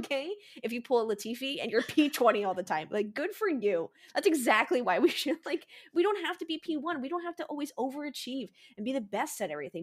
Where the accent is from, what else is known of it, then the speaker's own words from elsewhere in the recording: United States; as an American